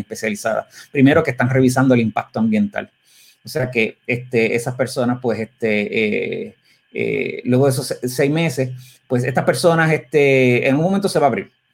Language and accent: Spanish; Puerto Rico; como puertorriqueños